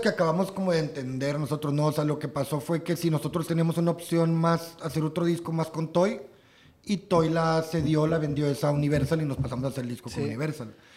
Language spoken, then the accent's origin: Spanish; Matamoros, Tamaulipas, Mexico; moved away; also born or lived in Monterrey; nosotros tenemos una bandilla de punk, somos de Matamoros